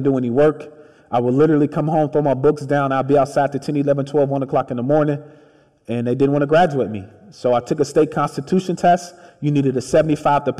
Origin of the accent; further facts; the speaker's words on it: Chicago, Illinois, United States; I grew up in the projects on the south side of Chicago